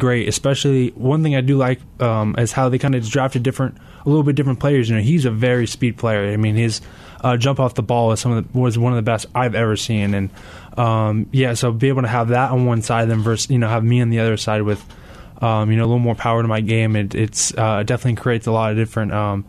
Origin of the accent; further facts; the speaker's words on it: Carlsbad, California, United States; Yes, sir, it is. Yeah, I was born and raised in Carlsbad, San Diego.